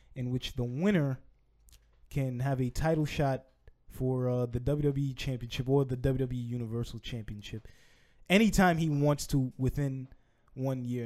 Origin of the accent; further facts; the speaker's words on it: New York City, New York, United States; my hometown of Brooklyn, New York